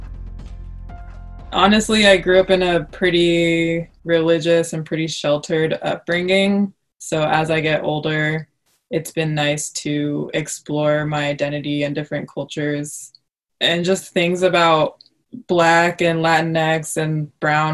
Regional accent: Vancouver, Washington, United States; also born or lived in Portland, Oregon; Grew up in Vancouver, Washington, across the river from Portland

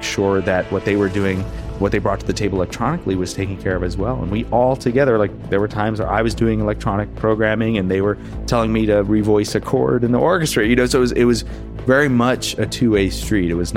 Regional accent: Jersey City, New Jersey, United States; I'm from Jersey City, New Jersey, right outside of New York

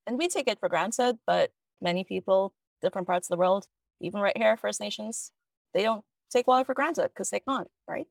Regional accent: Trinidad & Tobago; now in Toronto, Canada; I grew up in Trinidad and Tobago, which is in the Caribbean

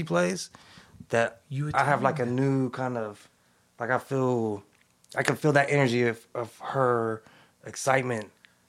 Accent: California, United States; I grew up in the East Bay.

